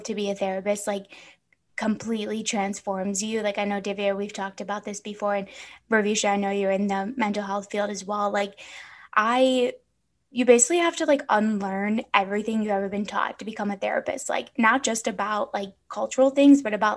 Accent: Chicago, Illinois, United States; now in Phoenix, United States; growing up in Chicago, like in the city

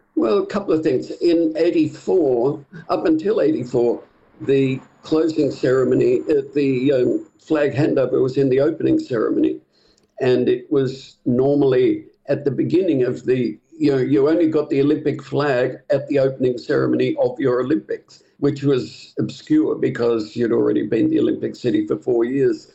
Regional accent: Sydney, New South Wales, Australia; moved away as an adult; I came from Sydney

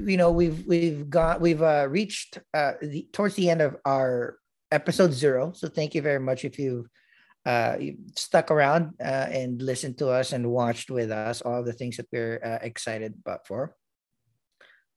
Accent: Philippines; moved away; growing up in the Philippines and, you know, being in a smaller school when I was in grade school

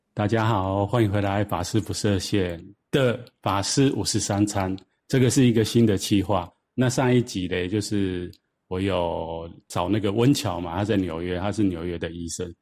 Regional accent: Taiwan; 我是都是在台湾长大啊，受教育

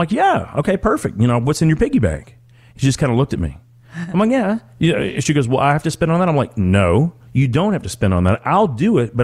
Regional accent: Calhoun, Kentucky, United States; I grew up outside of Owensboro, Kentucky. As a matter of fact, the actual county was McLean County, Calhoun, Kentucky

